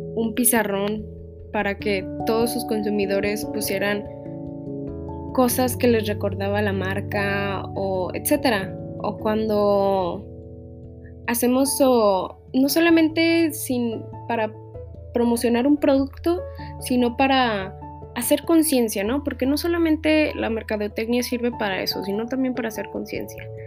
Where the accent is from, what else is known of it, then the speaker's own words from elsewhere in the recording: Mexico; como sociedad mexicana